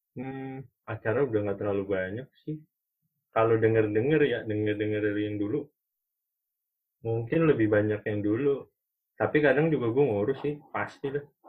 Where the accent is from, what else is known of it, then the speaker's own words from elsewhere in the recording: Bogor, West Java, Indonesia; moved away; also born or lived in Bandung; gua juga dari kecil di Bogor